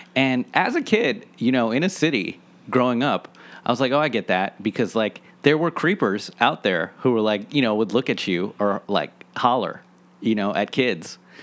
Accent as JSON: {"language": "English", "town": "Washington", "region": "District of Columbia", "country": "United States", "tie": "born or raised there", "said": "I grew up in Washington, D C, and I feel so privileged and happy that I grew up in a part of the city where I could walk around"}